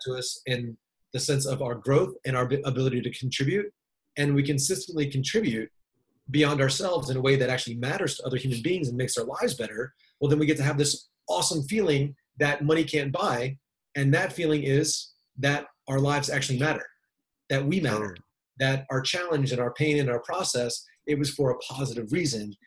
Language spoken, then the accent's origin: English; Maryland, United States; moved away; I grew up in Maryland, little uh, little kind of small town